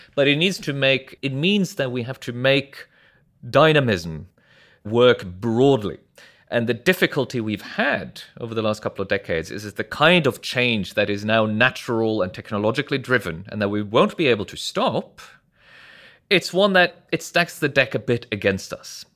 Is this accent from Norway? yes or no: yes; Norway; moved away as an adult; also born or lived in New York; I'm from Norway originally. I grew up there